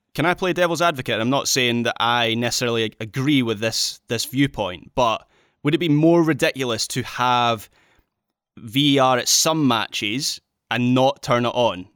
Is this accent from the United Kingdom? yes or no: yes; Scotland, United Kingdom; as a Scot